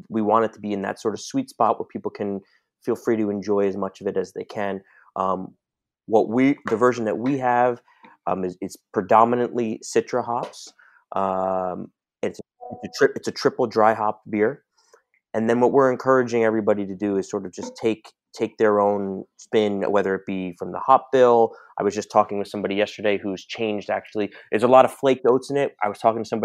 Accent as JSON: {"language": "English", "town": "New York City", "region": "New York", "country": "United States", "tie": "born or raised there", "said": "a native New Yorker"}